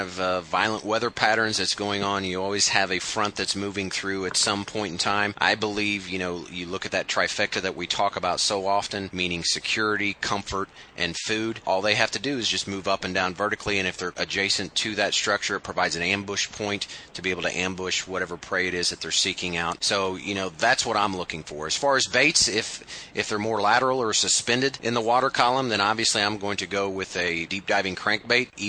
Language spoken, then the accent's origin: English; Midwest, United States; being from kind of the Midwest